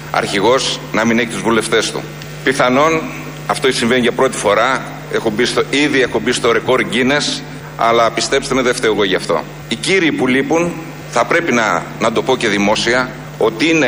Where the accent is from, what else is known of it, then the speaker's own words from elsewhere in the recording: Greece; ως Έλληνας πολίτης.